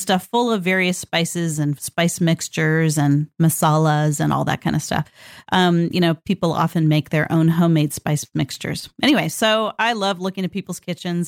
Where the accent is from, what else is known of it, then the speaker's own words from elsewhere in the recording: Northern California, United States; I grew up in Northern California